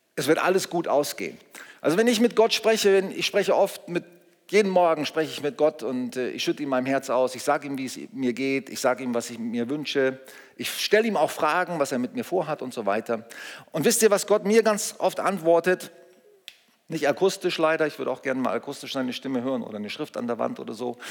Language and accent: German; Germany; wir sind in Deutschland geboren